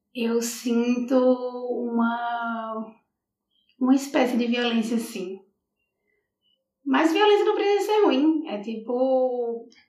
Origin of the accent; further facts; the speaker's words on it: Natal, Rio Grande do Norte, Brazil; moved away as an adult; also born or lived in Coimbra, Portugal; now in Portugal; Eu fui criada em Natal